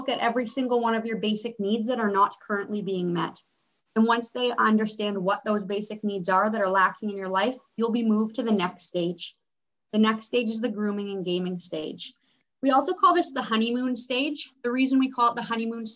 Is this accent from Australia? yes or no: no; Canada; I was born and raised in Canada